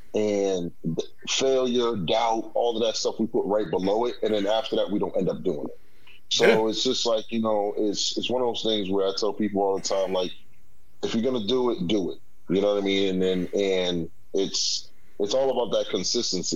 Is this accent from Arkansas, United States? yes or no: no; Boston, Massachusetts, United States; also born or lived in Washington, D.C.; Born in D.C uh, raised in Boston, but um, you know, um, for the most part, you know, I lived most of my my lifehood here in the Bean